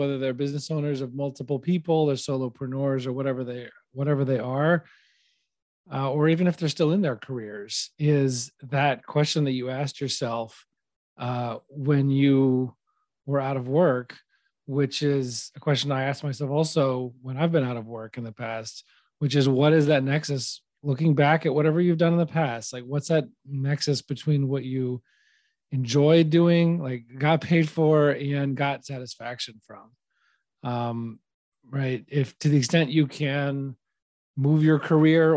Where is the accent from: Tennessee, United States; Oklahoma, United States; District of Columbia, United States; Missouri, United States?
Tennessee, United States; Nashville; based out of Nashville, Tennessee, my hometown